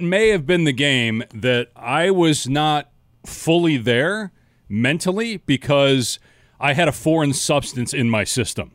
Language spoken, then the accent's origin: English; Madison, Wisconsin, United States; now in Arizona, United States; I grew up in Wisconsin